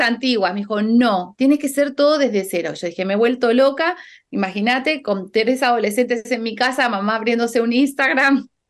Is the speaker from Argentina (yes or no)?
yes; Argentina; now in Spain; yo como argentina, que estoy viviendo en España